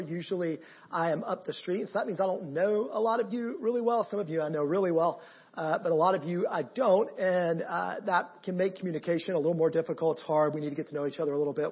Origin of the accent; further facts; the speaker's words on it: Canton, Georgia, United States; I am from Canton, Georgia, just north of here